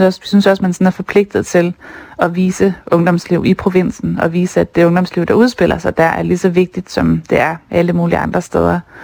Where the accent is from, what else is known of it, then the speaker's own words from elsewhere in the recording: Skagen, North Denmark Region, Denmark; now in Copenhagen, Denmark; den by, jeg selv er vokset op